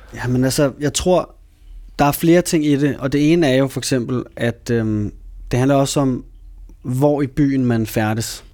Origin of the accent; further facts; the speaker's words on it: Copenhagen, Capital Region of Denmark, Denmark; jeg voksede op i København. Ja. Hele mit liv